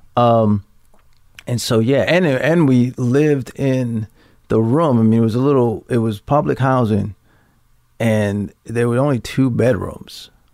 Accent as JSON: {"language": "English", "town": "Baltimore", "region": "Maryland", "country": "United States", "tie": "born or raised there", "also_born_or_lived": "New York", "moved": "as an adult", "said": "I grew up in Baltimore, Maryland. I'm sorry. It, just for your listeners, I grew up in Baltimore City"}